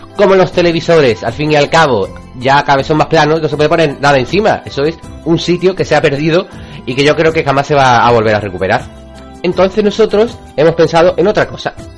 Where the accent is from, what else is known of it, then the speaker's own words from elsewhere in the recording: Cádiz, Andalusia, Spain; yo soy gaditano, soy de allí, soy de Cádiz